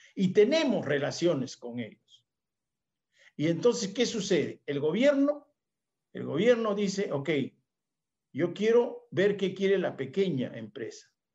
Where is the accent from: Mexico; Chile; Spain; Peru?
Peru